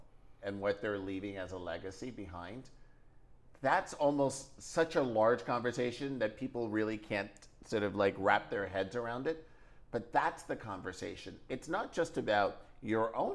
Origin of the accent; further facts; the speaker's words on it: New York, United States; I'm born and raised in New York.